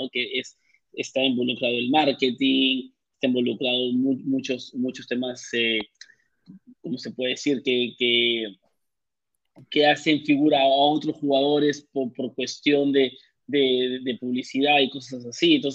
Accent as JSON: {"language": "Spanish", "country": "Peru", "lives_now": "Orlando, United States", "said": "más que todo que somos peruanos y estamos aquí en Orlando."}